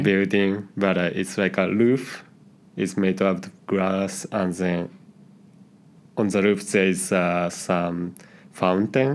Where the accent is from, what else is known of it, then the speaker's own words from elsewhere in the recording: Nagoya, Aichi, Japan; English is a second language; moved away as an adult; now in Bratislava, Slovakia; I'm from Nagoya, which is really not well-known city